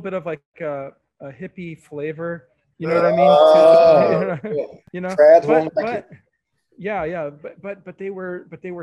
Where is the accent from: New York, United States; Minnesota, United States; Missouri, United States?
Missouri, United States; St. Louis; I grew up in West County